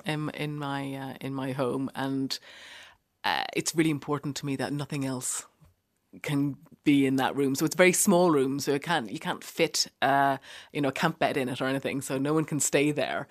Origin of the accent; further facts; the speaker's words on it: Ireland; moved away as an adult; also born or lived in Cork / Norwich; now in London, United Kingdom; as an Irish person